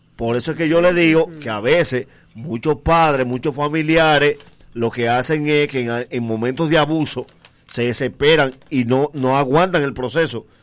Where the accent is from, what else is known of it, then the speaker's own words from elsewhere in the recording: Dominican Republic; para nosotros como dominicanos